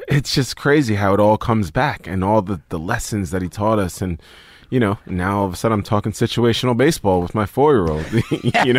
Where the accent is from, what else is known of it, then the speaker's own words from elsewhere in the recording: New York City, New York, United States; moved away; I grew up in Staten Island, New York